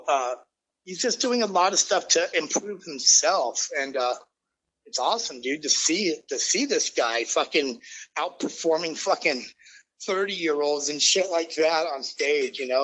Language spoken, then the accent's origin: English; Los Angeles, California, United States; I grew up in Hollywood